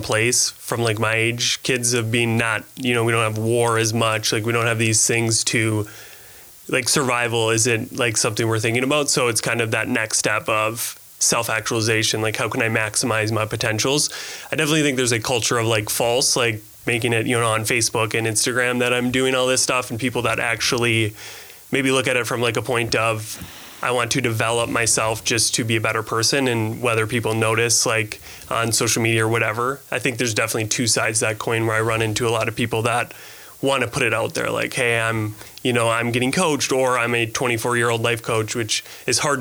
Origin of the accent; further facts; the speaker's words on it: Escanaba, Michigan, United States; moved away as an adult; I moved here from Escanaba. So I'm kind of born a Youper.